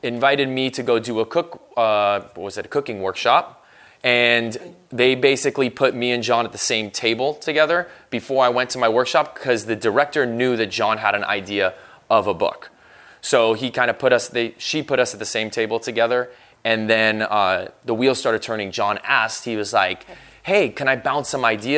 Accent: Los Angeles, California, United States; I'm born and raised in Los Angeles, California

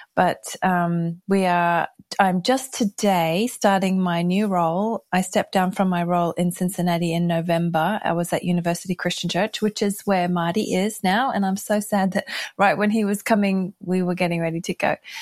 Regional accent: Brisbane, Queensland, Australia; moved away as an adult; also born or lived in United States / United Kingdom; I grew up here in Brisbane, Australia, and we left in nineteen eighty-nine

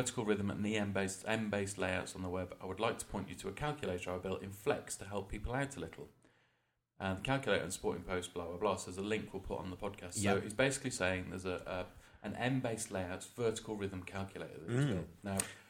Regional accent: Worcester, West Midlands, United Kingdom; from Worcester, down the road.

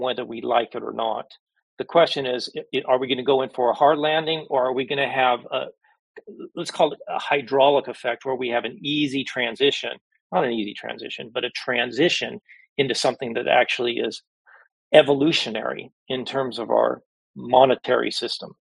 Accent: United States; I'm an American

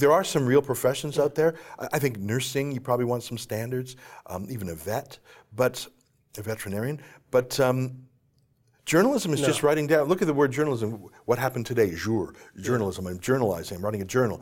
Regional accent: Canada; I come from Canada

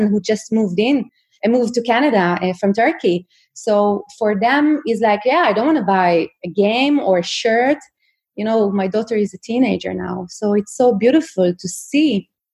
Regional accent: Israel; now in Sweden; I'm from Israel

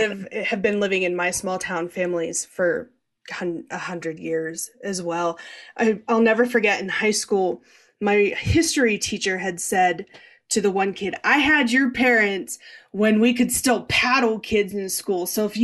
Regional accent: Western Pennsylvania, United States; moved away as an adult; also born or lived in Eastern Ohio; my dad's side, everybody who lived in Pennsylvania, I'm the first to move away and stay away.

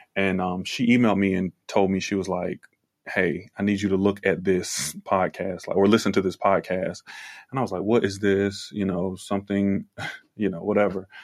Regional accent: Virginia, United States; I am from Virginia.

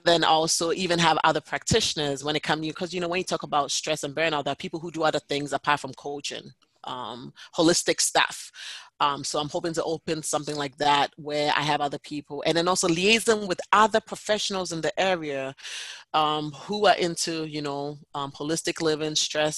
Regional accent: New Hampshire, United States; Yes, I am from New Hampshire.

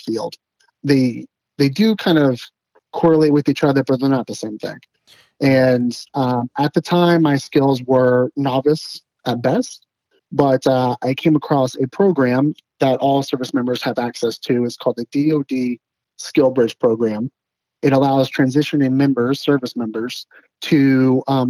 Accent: just outside of Dallas, North Texas, United States; moved away as an adult; also born or lived in East Coast; now in Arkansas, United States; I'm actually from the North Texas area, so just outside of Dallas

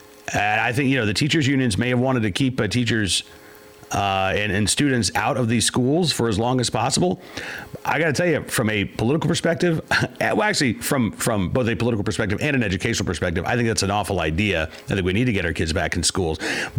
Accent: Virginia, United States; my home state of Virginia

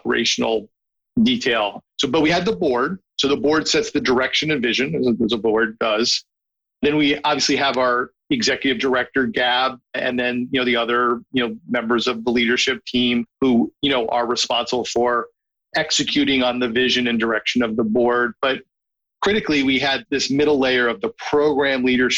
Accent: New York City, New York, United States; as a New Yorker

